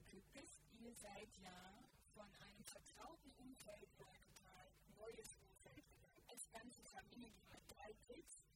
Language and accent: German; Brandenburg, Germany; now in Hamburg, Germany; Ich bin ursprünglich in Brandenburg aufgewachsen